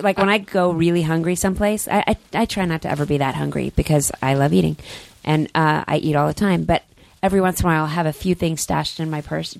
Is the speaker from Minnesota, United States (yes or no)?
no; Dallas, Texas, United States; I'm from Dallas